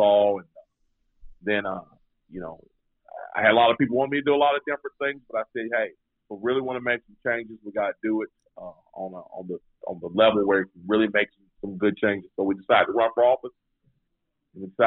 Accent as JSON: {"language": "English", "town": "Greensboro", "region": "North Carolina", "country": "United States", "tie": "born or raised there", "said": "I was born and raised in Greensboro, North Carolina."}